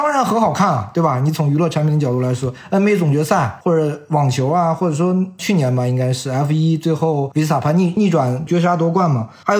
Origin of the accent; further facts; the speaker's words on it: China; 你比如我们中国人也看，印度人看，对我们都没进世界杯